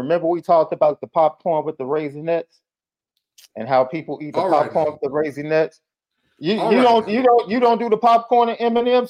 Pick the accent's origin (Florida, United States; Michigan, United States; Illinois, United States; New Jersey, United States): Illinois, United States; Chicago; I'm from Chicago, man.